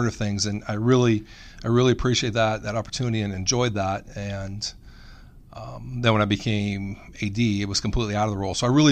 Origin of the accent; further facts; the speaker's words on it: Sigourney, Iowa, United States; moved away as an adult; also born or lived in Pella, Iowa; now in Grinnell, United States; I grew up in the town of Sigourney, Iowa, on Highway 92.